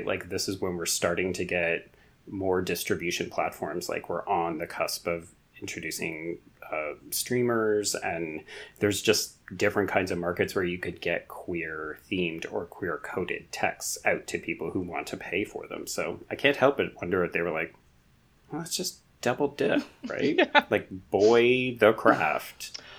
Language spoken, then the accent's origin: English; Canada; I don't know that I want to claim this as a Canadian.